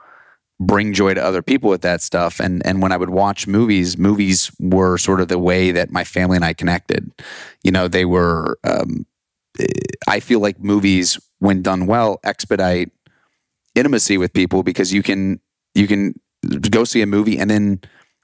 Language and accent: English; Austin, Texas, United States; growing up in Austin, there was, you know, there was a theater program, it's called Austin Musical Theater